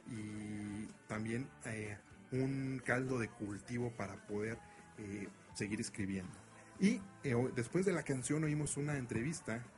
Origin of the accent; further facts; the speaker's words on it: Mexico; uno siendo mexicano cuando la oye, híjole, le queda la piel chinita